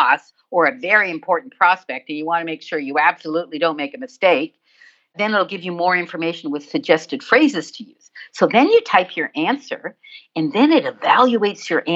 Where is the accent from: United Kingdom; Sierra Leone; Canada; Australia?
Canada; I'm from Canada. We say